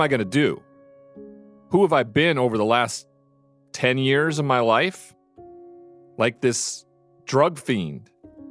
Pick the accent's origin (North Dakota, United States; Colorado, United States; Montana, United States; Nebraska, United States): Montana, United States; moved away as an adult; my hometown